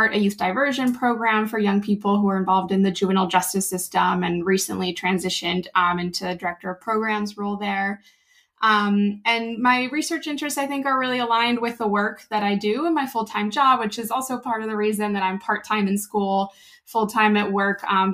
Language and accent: English; Argentina; now in Philadelphia, United States; I am originally from Argentina. I moved back and forth a few times and came to Philly for grad school about 10 years ago